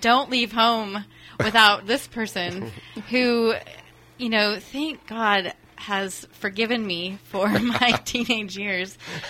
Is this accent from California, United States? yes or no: yes; Santa Rosa, California, United States; I was born and raised mostly in Santa Rosa.